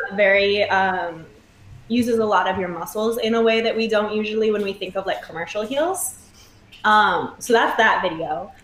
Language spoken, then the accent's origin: English; Michigan, United States; moved away as an adult; now in New York, United States; I'm from Michigan, born and raised. Lived there till I was 18 with my amazing family.